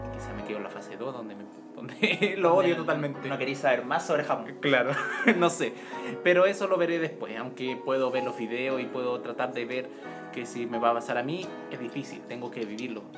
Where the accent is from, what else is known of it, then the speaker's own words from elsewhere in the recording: Chile; en mi país, en mi país natal, aquí, Chile